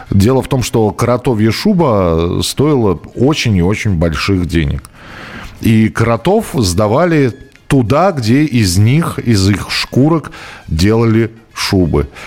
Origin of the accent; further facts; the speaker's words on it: Orenburg Oblast, Russia; Сам родом из Оренбургской области девочек учили вязать знаменитые оренбургские платки.